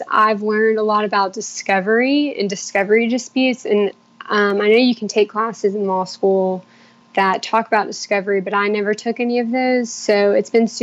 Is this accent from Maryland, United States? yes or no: no; Charleston, South Carolina, United States; I grew up in Charleston, and I went to Clemson for undergrad.